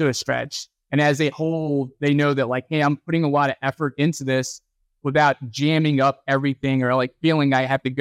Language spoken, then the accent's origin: English; Texas, United States; moved away as an adult; now in North Carolina, United States; I grew up in Texas, and Texas, if you don't play football, something's wrong with you